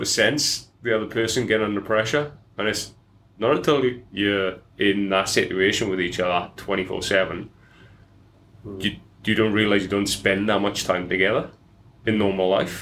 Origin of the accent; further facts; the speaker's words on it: Welsh valleys, Wales, United Kingdom; accent: Welsh; moved away as an adult; now in Australia; I grew up in Wales